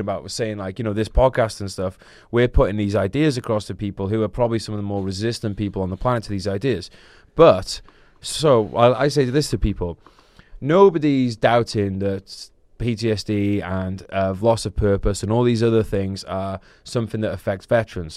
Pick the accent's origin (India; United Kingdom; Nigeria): United Kingdom; Wrexham, Wales; moved away; I'm from Wrexham